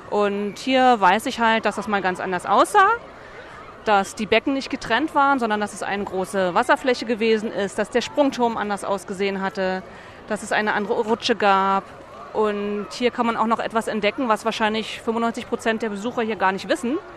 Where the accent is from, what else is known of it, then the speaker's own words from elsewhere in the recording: Berlin, Germany; born there; ich bin in Berlin geboren, mein Vater ist in Berlin geboren, seine Mutter ist in Berlin geboren, also der Bezug zur Stadt ist, ist da.